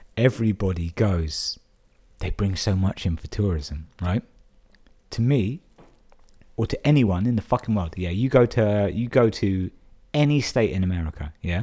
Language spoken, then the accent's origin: English; London, United Kingdom; moved away as an adult; now in Brighton, United Kingdom; I'm born and raised in London